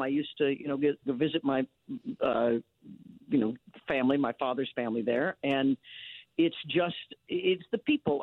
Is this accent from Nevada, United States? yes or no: no; Leavenworth, Kansas, United States; now in Los Angeles, United States; I was born and raised in Leavenworth, Kansas